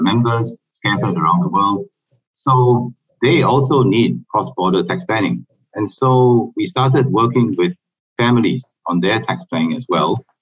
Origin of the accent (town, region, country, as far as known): Singapore